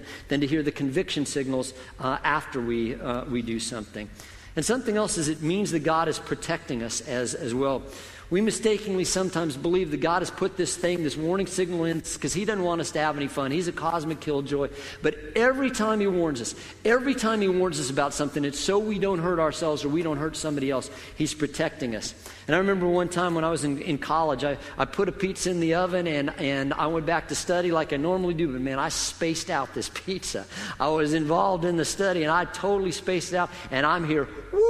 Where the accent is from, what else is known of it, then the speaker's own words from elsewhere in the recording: Colorado, United States; moved away; I grew up in Colorado